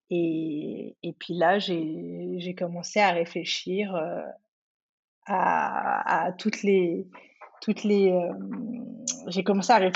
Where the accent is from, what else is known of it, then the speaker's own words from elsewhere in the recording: Cameroon; also born or lived in Côte d'Ivoire; Du coup, j'ai grandi, je suis née au Cameroun, j'ai passé une petite une période de mon enfance et ensuite euh, j'ai vécu en Côte d'Ivoire.